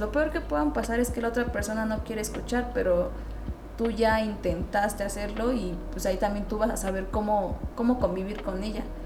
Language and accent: Spanish; Mexico; somos el futuro de México